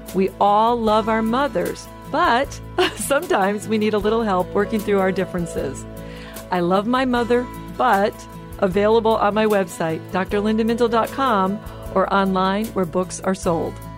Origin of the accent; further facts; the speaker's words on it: Michigan, United States; my background growing up in Michigan